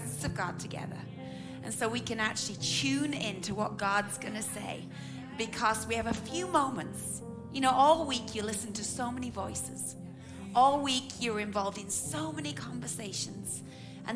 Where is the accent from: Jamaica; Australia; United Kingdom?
United Kingdom; England; I'm your English auntie